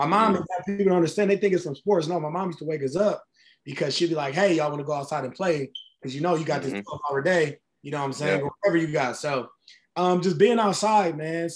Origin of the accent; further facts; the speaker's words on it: Cleveland, Ohio, United States; Growing up, I grew up on 115th of Woodland